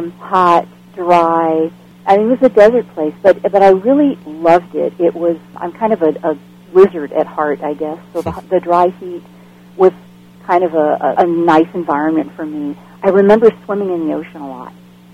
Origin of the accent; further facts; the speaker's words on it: Bellevue, Nebraska, United States; also born or lived in California; And then we moved from there to California, and I spent most of my childhood years in Nebraska, in Bellevue, which is just outside of Omaha, along the river